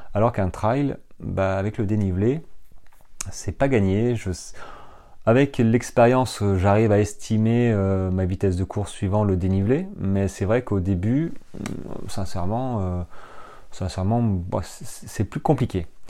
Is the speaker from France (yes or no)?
yes; French Ardennes, Grand Est, France; moved away as an adult; moi j'ai grandi dans les Ardennes, euh, les Ardennes françaises, hein, à la frontière belge jusqu'à l'âge de jusqu'à l'âge de 18-19 ans